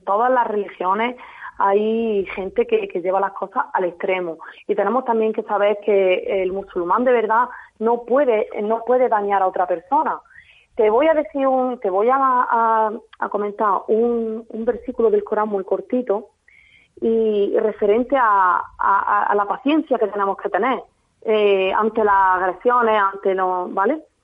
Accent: Jaén, Andalusia, Spain; Yo soy de Jaén. Yo nací en Jaén, mi padre es extremeño

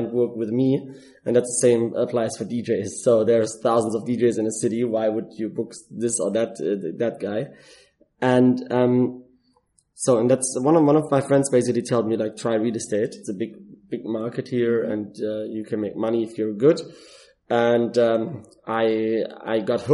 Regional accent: Germany; moved away as an adult; now in Dubai, United Arab Emirates; I'm originally from Germany and I'm in Dubai for 4.5 years

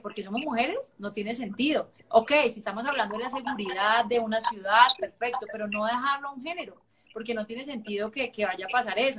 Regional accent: Cali, Valle del Cauca, Colombia; no sé por qué soy tan caleña, hoy me siento más caleña

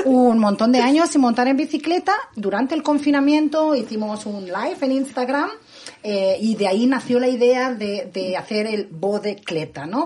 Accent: Barcelona, Catalonia, Spain; moved away; Soy la barcelonesa más guiri de la ciudad

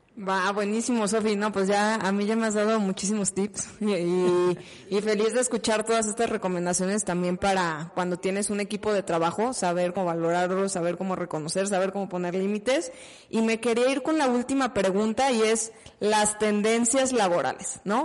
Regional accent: Mexico; como mexicanos

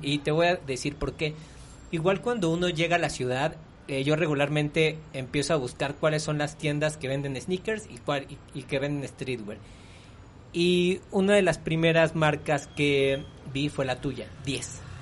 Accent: Mexico; soy mexicano

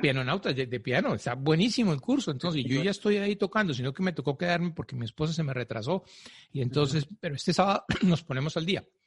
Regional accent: Colombia; Yo soy colombiano

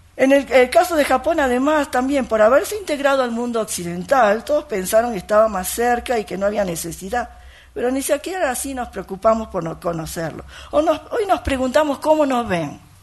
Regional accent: Argentina; yo soy docente argentina, con origen japonés

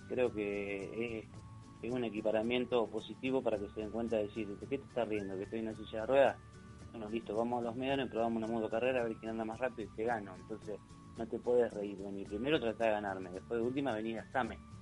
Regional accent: Mar de Ajó, Buenos Aires Province, Argentina; Yo soy de Marajó, del Partido de la Costa

